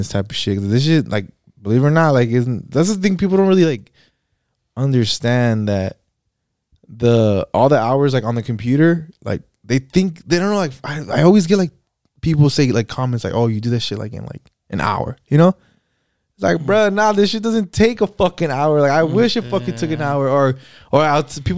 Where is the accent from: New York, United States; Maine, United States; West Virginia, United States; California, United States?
California, United States; Fontana; also born or lived in Pomona, California / Chino, California; by the time I was like 7 or 8, that's when I moved over here to Fontana